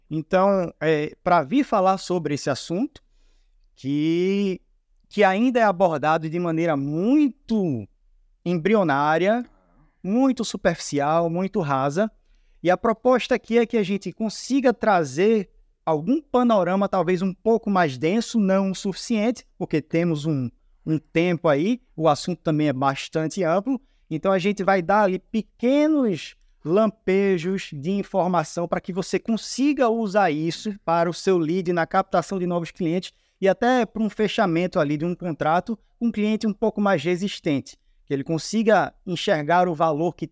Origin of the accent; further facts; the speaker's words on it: Recife, Pernambuco, Brazil; eu sou natural aqui de Recife, somos conterrâneos.